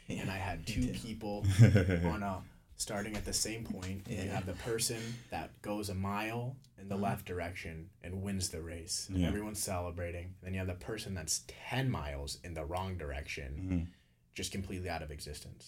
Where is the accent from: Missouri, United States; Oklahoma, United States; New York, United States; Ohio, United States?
Missouri, United States; now in Florida, United States; I'm from Missouri, I'm down here in Florida